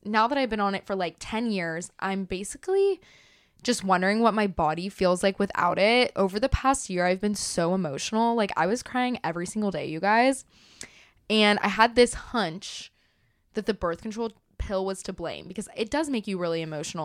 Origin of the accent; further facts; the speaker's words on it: Dallas, Texas, United States; I was born in Dallas. She lives in Dallas. Like, my family's been here for the last twenty years